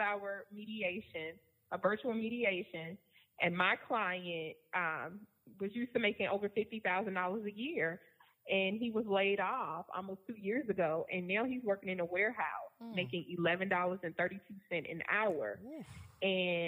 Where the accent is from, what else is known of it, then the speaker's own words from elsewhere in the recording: Virginia, United States; now in Georgia, United States; I'm from Virginia